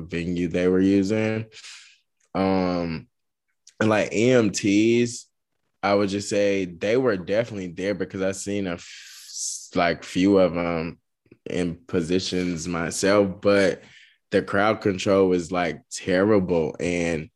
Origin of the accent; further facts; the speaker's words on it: the South, United States; I'm from the South. You know, we pronounce stuff different.